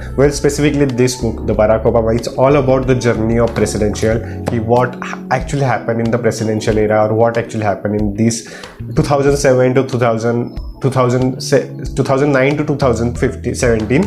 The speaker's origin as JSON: {"language": "English", "country": "India", "said": "I am from the India"}